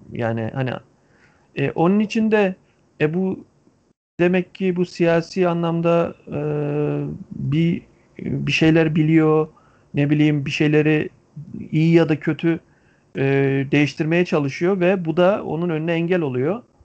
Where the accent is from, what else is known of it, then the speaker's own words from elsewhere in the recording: Antalya, Turkey; bir Antalyalı olarak